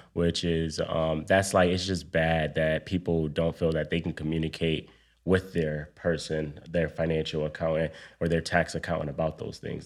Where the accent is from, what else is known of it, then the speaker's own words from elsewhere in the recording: Buffalo, New York, United States; moved away as an adult; also born or lived in DMV (Washington, D.C. area); now in Washington, D.C. area, United States; I'm from Buffalo, New York. Moved to the D M V a few years ago